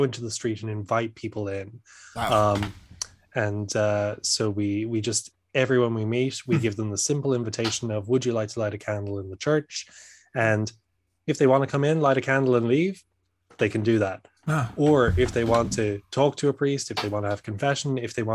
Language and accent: English; Ireland; now in Dublin, Ireland; I'm from Ireland.